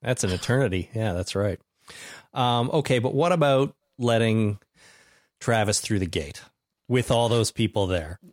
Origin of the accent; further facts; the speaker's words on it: Canada; we are Canadian